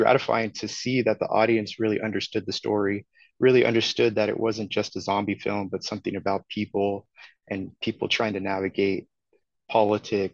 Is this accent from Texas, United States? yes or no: no; Redwood City, California, United States; Redwood City, which is my hometown